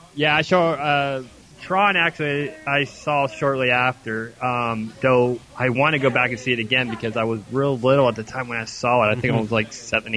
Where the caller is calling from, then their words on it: Melbourne, Victoria, Australia; Calling from Melbourne.